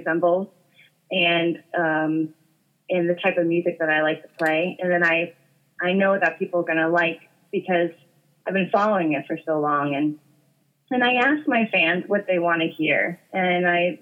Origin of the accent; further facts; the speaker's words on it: Boston area, central Massachusetts, United States; I'm from New England. I'm from, Boston area, central Massachusetts